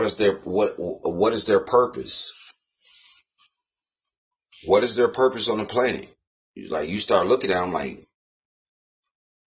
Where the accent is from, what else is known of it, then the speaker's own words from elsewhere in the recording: United States; we was born in the United States of America